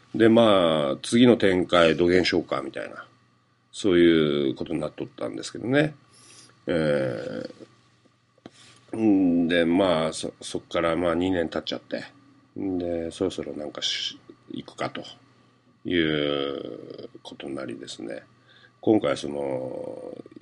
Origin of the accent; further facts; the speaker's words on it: Fukuoka, Japan; accent: Hakata dialect; moved away; 自分の生まれ育った長住団地の歌があったりとかですね、そういう地元ネタバリバリでですねもう福岡の人が聞いたら